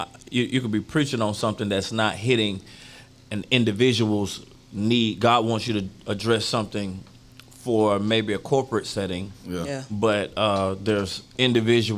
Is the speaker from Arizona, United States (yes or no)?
no; Deerfield Beach, Florida, United States; I grew up in Deerfield